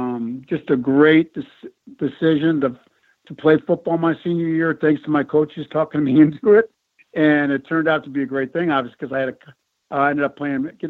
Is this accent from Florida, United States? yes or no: no; Buffalo, New York, United States; Being born and raised in Buffalo in the winters here.